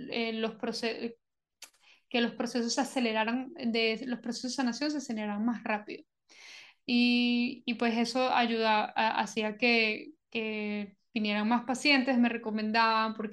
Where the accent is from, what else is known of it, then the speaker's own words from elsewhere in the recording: Colombia; also born or lived in Venezuela; soy originalmente de Venezuela me crié en varios sitios, especialmente en Colombia, entonces me considero venezolana colombiana.